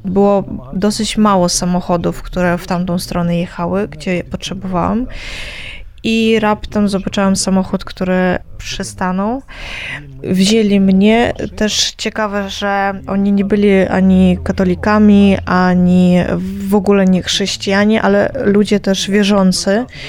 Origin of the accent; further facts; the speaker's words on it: Kyiv, Ukraine; u nas w Kijowie